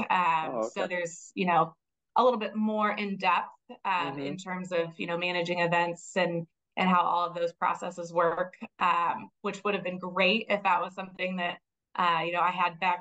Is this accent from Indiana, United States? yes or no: yes; Kendallville, Indiana, United States; also born or lived in South Bend, Indiana; now in Westfield, United States; was born and raised in Northern Indiana in a small town, Kendallville, about 7,000-8,000 people.